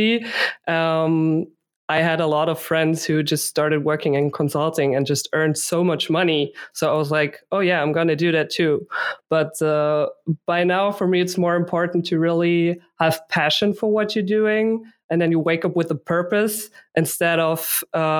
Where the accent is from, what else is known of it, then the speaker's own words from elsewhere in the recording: Munich, Bavaria, Germany; I grew up here in Munich